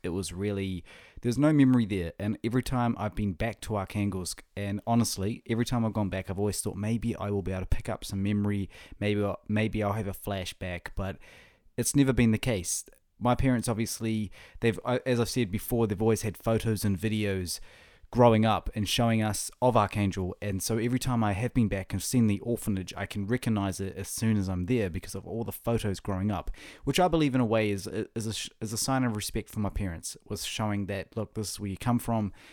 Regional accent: Whangarei, Northland, New Zealand; now in Auckland, New Zealand; my hometown up, up north of Northland, of, uh, New Zealand

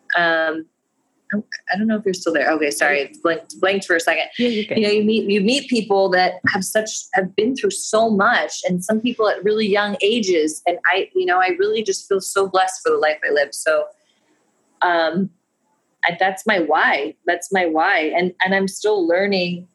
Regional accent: United States; I'm American

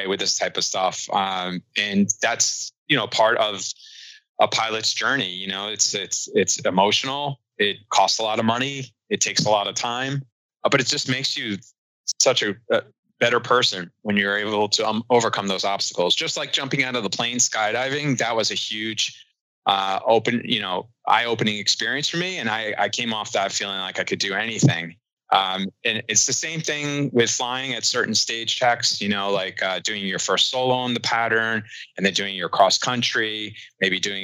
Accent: New York City, New York, United States; moved away as an adult; also born or lived in Cincinnati; I'm originally from New York, and that's where I live now in Brooklyn

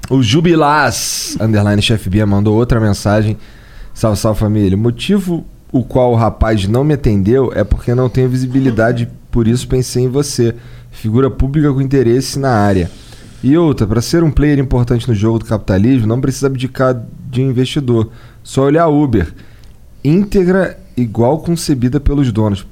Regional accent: Rio de Janeiro, Brazil; eu sou carioca

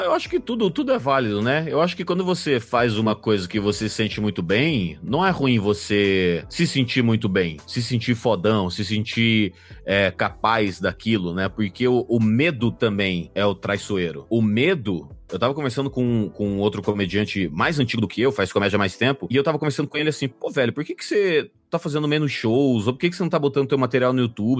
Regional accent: Sinop, Mato Grosso, Brazil; moved away; also born or lived in Cuiabá; Eu morei, nasci em Cuiabá, morei a vida inteira no interior do Mato Grosso, 500 quilômetros para dentro do estado do Mato Grosso, Caralho. numa cidade chamada Sinop

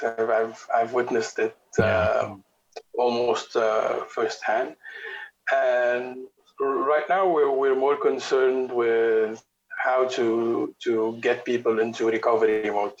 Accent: Beirut, Beirut Governorate, Lebanon; I'm originally from Beirut. Live here, work here, travel a lot.

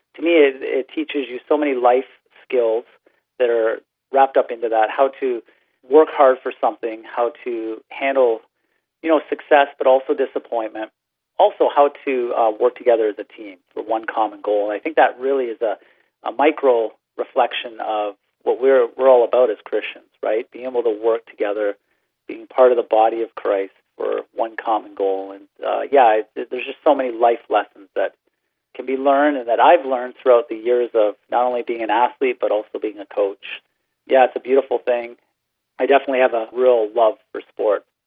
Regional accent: Brantford, Ontario, Canada; moved away as an adult; also born or lived in Michigan; I, I grew up in Brantford, Ontario

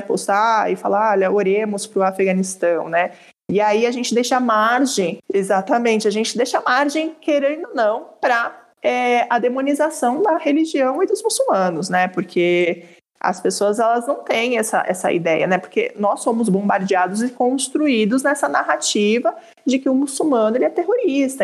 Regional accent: Brazil; eu sou brasileira, mas sou brasileira.

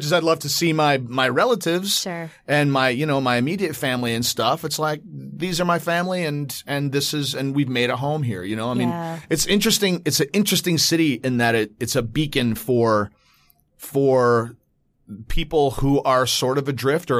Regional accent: Cutlerville, Michigan, United States; it was really interesting as a white, very white, you know, Dutch, descendant growing up in Cutlerville in Grand Rapids, Michigan

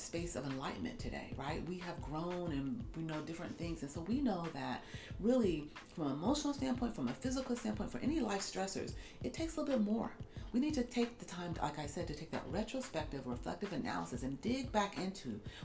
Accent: United States; I'm African American, I come from the Black community

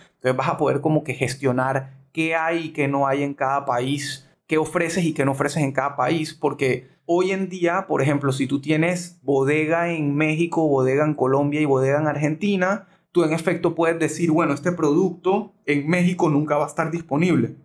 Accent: Panama

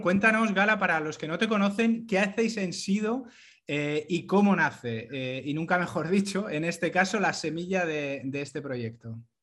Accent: Madrid, Community of Madrid, Spain; soy madrileño

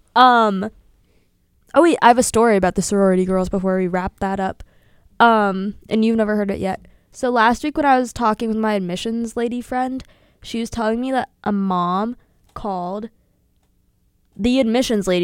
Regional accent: Sewickley, Pennsylvania, United States; moved away as an adult; now in Milwaukee, United States; I'm from Swickley, P A, in parentheses, outside of Pittsburgh

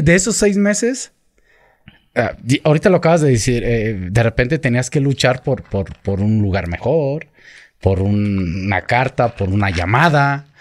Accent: Michoacán, Mexico; yo soy michoacano

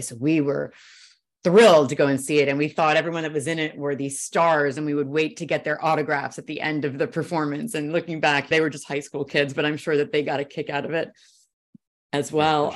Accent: Brooklyn, New York, United States; now in California, United States; I grew up in Brooklyn

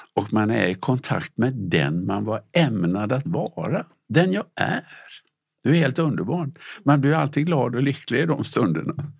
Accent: Gothenburg, Västra Götaland, Sweden; Jag växte upp i Göteborg

